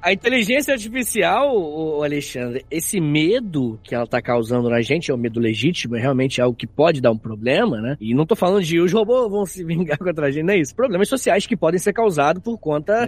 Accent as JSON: {"language": "Portuguese", "town": "Angra dos Reis", "region": "Rio de Janeiro", "country": "Brazil", "said": "eu sou de Angra, sou de Angra dos Reis, lá pela usina"}